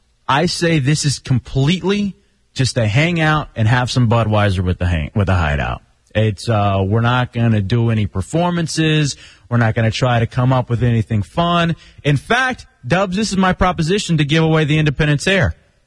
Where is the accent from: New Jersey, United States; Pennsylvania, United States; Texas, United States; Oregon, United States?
Texas, United States; I can remember growing up in Texas